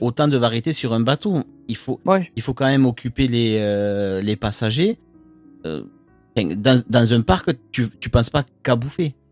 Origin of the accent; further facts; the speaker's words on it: France; chez nous, en France, enfin en Europe plus généralement